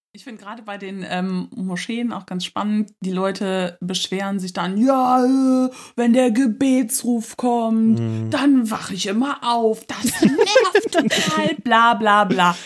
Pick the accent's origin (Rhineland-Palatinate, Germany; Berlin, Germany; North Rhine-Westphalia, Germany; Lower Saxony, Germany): North Rhine-Westphalia, Germany; Cologne; Ich komme aus Köln